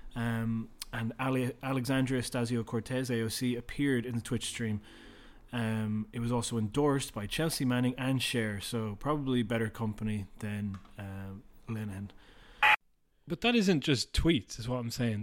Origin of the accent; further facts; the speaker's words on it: Ireland; being Irish